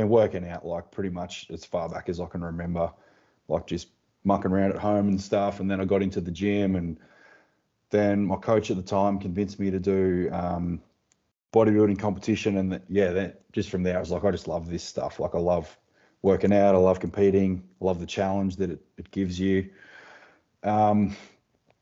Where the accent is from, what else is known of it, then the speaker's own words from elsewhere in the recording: Tasmania, Australia; I'm from Tasmania. So just from the little island down under the big one